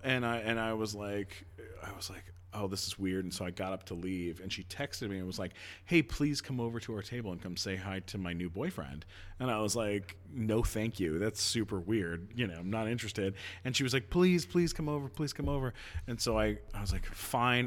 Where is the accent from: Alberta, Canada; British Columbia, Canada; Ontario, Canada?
Ontario, Canada; London; London, Ontario